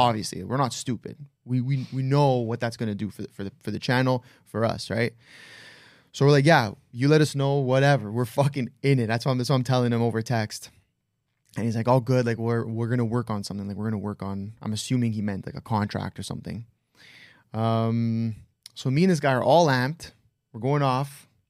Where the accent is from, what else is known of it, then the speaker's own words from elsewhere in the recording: Toronto, Ontario, Canada; we're all from Toronto, Canada